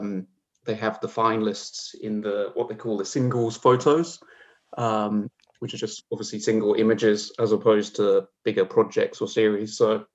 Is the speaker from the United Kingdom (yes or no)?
yes; England, United Kingdom; also born or lived in Newcastle; I'm originally from Newcastle in the UK, though I don't have too much of an accent. As part of my sort of nomadic existence, I grew up on the south coast of England.